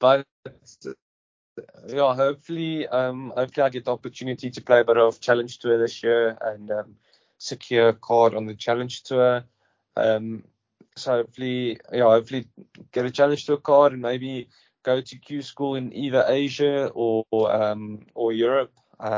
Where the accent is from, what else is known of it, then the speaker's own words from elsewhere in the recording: South Africa; Growing up in South Africa, you play on every single grass that you get.